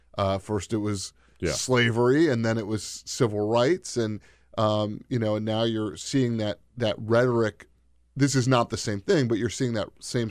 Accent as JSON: {"language": "English", "region": "Maryland", "country": "United States", "said": "I mean, I am from a state. I'm from Maryland originally."}